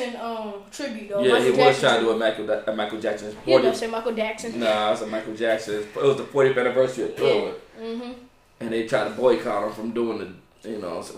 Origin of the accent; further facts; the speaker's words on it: Roanoke, Virginia, United States; I was born in Virginia